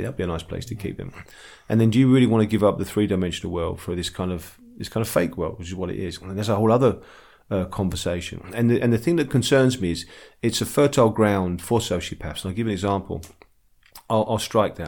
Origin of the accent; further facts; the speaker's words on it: London, United Kingdom; I'm from the East End, so we call women girls